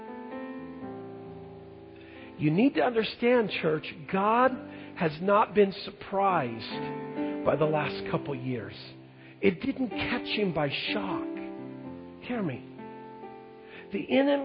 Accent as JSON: {"language": "English", "town": "Longview", "region": "Washington", "country": "United States", "tie": "born or raised there", "said": "I grew up in Longview, and as a kid, we played all the Vancouver schools in sports"}